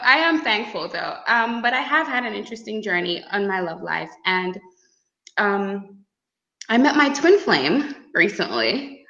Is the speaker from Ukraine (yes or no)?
no; Grenada; I come from Grande, a small island girl, and I've had interesting experiences